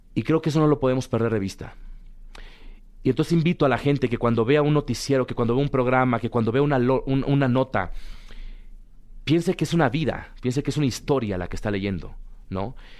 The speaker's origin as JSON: {"language": "Spanish", "country": "Mexico", "tie": "born or raised there", "also_born_or_lived": "Puebla / Chiapas / Mexico City", "said": "es el país en donde yo nací, donde he crecido"}